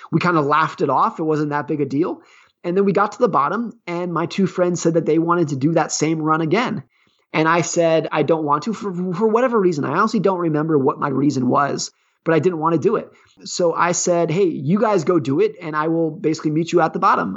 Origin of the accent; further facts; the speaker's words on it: California, United States; I grew up ski racing in Lake Tahoe, California.